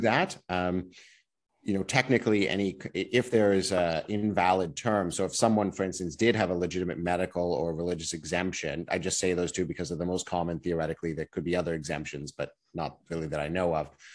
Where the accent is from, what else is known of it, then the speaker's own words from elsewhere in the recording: Ottawa, Ontario, Canada; now in Toronto, Canada; I'm originally from Ottawa